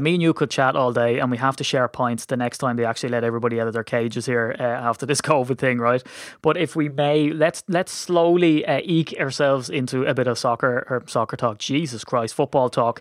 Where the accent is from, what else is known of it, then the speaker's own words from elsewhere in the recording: Ireland; I'm Irish